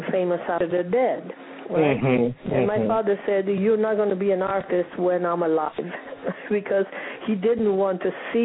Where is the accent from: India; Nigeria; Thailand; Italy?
Italy; Bari, Apulia; English is a second language; moved away as an adult; now in United States; I came from Italy. I was born in Bari